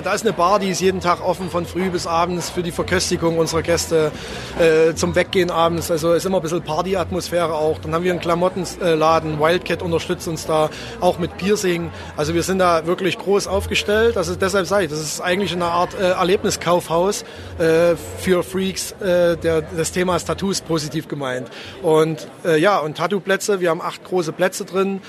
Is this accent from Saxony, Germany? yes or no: yes; Zwickau, Saxony, Germany; Ich bin gebürtiger Zwickauer